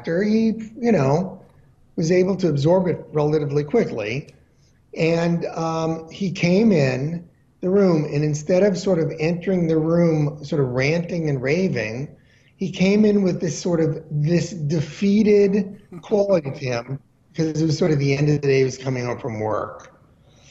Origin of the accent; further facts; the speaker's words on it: outside of Hartford, Connecticut, United States; moved away; I grew up in outside of Hartford, Connecticut